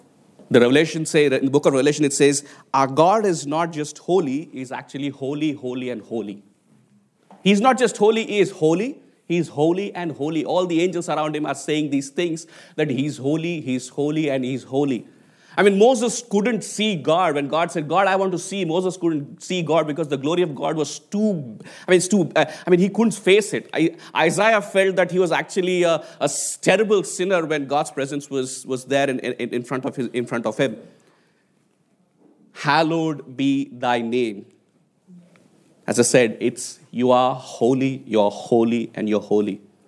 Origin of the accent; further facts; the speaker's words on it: Hyderabad, Telangana, India; I mean, growing up in Hyderabad as a 1980s kid, and Hyderabad is actually where I was born, is actually one of the IT hubs